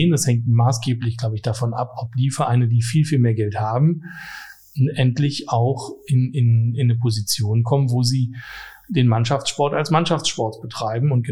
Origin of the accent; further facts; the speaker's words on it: Berlin, Germany; born there; ich bin gebürtig aus West-Berlin